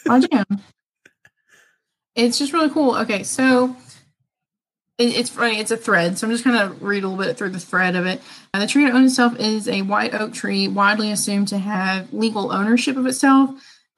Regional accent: Northern Arkansas, United States; I'm from Northern Arkansas

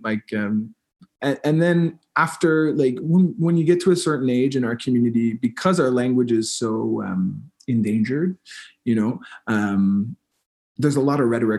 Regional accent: East Coast, Canada; first language English; now in Montreal, Canada; I'm living now in Montreal, Quebec, where the first language is French, and I come from the East Coast, where first language is English

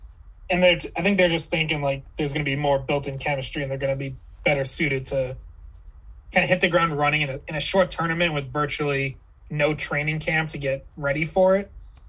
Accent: Billerica, Massachusetts, United States; we are both from Billerica.

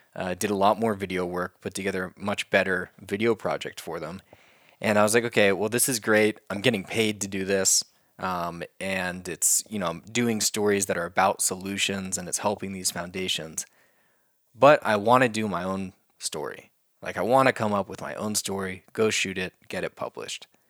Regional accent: Oklahoma, United States; growing up in Oklahoma in our schools

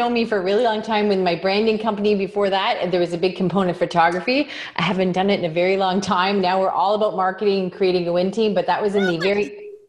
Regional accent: Canada; is I'm from Canada and you deal with people around the world.

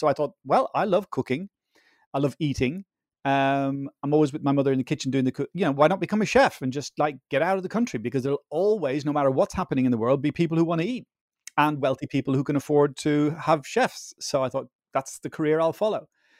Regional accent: Dublin, Leinster, Ireland; I grew up in Ireland, in Dublin, of Dutch parents.

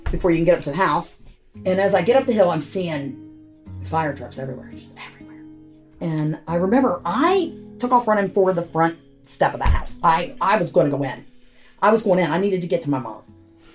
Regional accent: West Virginia, United States; born there; I'm from all over, but I was born in West Virginia.

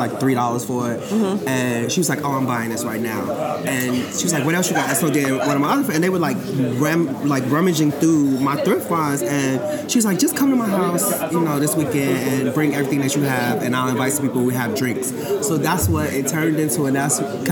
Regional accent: Chicago, Illinois, United States; I'm from Chicago

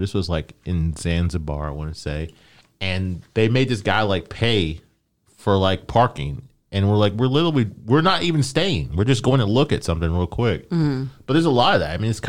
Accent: Nebraska, United States; born there; I was conceived there, but I was born in Nebraska.

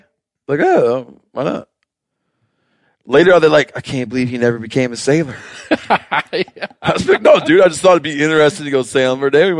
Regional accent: Michigan, United States; So I grew up trapping in Michigan.

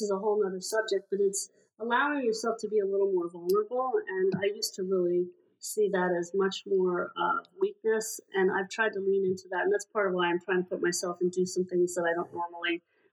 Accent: Hershey, Pennsylvania, United States; I grew up in Hershey, Pennsylvania

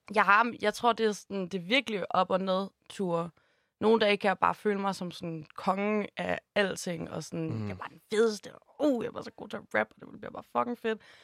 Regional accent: Holstebro, Central Denmark Region, Denmark; now in Copenhagen, Denmark; jeg elsker Jylland, og jeg er virkelig glad for hele min opvækst

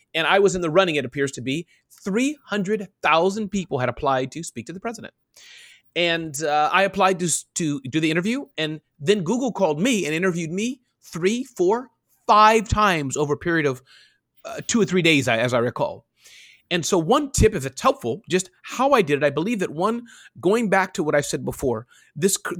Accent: New York, United States; I was raised in New York

